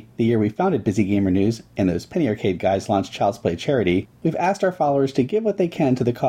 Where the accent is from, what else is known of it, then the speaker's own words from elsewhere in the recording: Maryland, United States; when I was a child growing up in Maryland